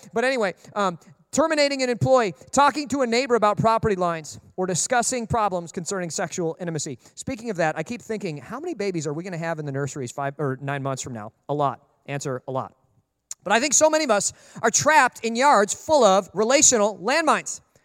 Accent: Minnesota, United States; growing up in Minnesota, everybody had a dog.

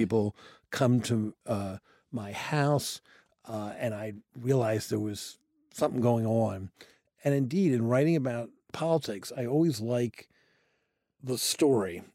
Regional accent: Washington, District of Columbia, United States; I grew up in Washington, D C, in a family that was not in politics, and I grew up in the city, not the suburbs.

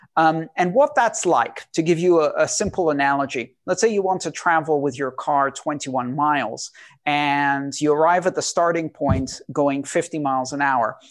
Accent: Greece; I, I grew up in Greece.

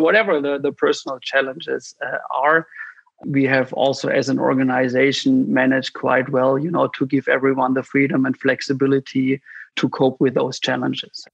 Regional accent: near the Swiss border, Baden-Württemberg, Germany; I originally grew up in the south of Germany, which is, you know, very close to the Swiss border

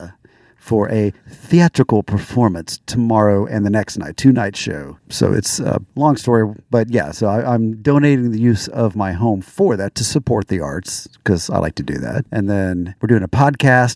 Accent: Florida, United States; moved away; I'm from Florida

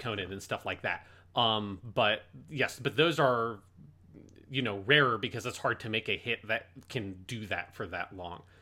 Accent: United States; particularly being American

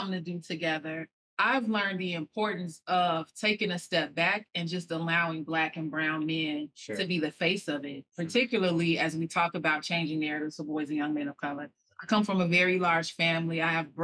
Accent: Chicago, Illinois, United States; moved away as an adult; also born or lived in East Coast; I was 23 when I moved away from Chicago to the East Coast

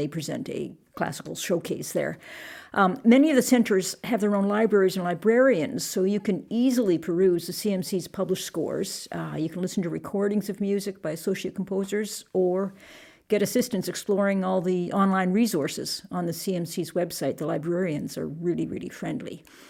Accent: Vancouver, British Columbia, Canada; No, I grew up in Vancouver and there was a little storefront on, I'm not sure if it was West 4th Avenue.

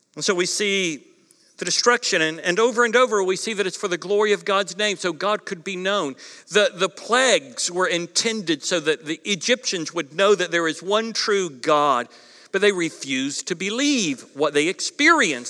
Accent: East Coast, United States; moved away; growing up on the East Coast

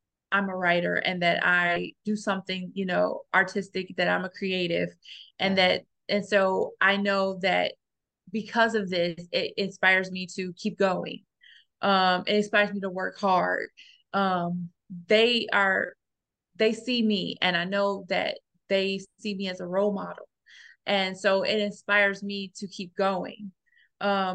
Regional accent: Gary, Indiana, United States; I grew up in Gary, Indiana

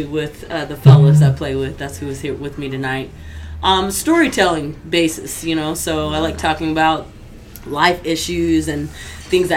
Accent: Tulsa, Oklahoma, United States; also born or lived in Detroit, Michigan / Atlanta / East Coast; I'm first generation Oklahoma, me and my brother

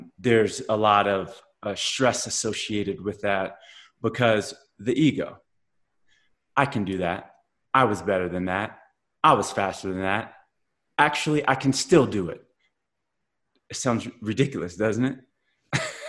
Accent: Blue Springs, Missouri, United States; also born or lived in Kansas City, Missouri; growing up in Kansas City and being growing up in Blue Springs and, suburbia, white suburbia

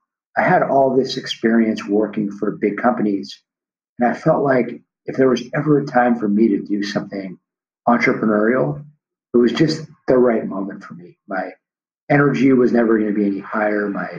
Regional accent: Los Angeles, California, United States; the street I grew up on in Tarzana, California, which is a suburb here

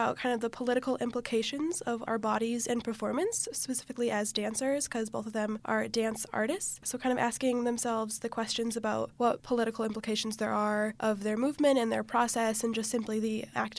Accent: Chicago, Illinois, United States; moved away; I'm from Chicago, so a lot of protests have been going on there

